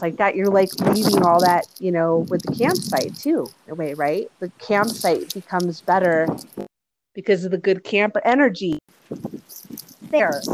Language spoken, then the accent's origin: English; Boulder, Colorado, United States; growing up in Boulder, Colorado